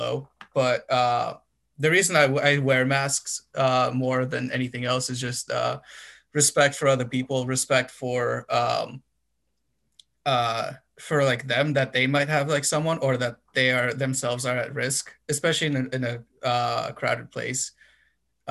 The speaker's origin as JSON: {"language": "English", "country": "Romania", "moved": "yes", "lives_now": "United States", "said": "I'm from Romania, so, and I have family there"}